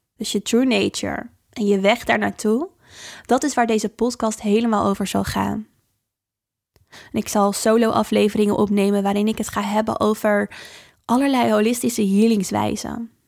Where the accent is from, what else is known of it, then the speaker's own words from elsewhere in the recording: Dordrecht, South Holland, Netherlands; de biesbos in het natuurgebied hier waar ik vandaan kom in Dordrecht